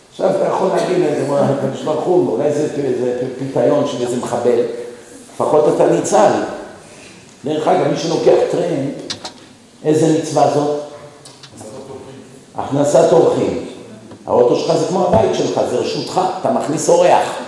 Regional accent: Israel; moved away as an adult; also born or lived in United States; ואני בתור ישראלי

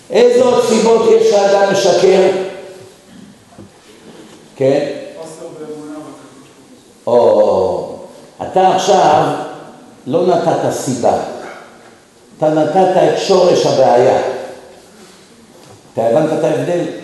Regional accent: Israel; moved away as an adult; also born or lived in United States; ואני בתור ישראלי

